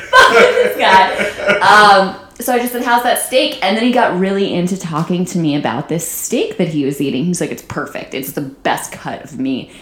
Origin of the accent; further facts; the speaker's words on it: Saratoga Springs, New York, United States; now in Los Angeles, United States; the college in my hometown, Skidmore College in Saratoga Springs, New York.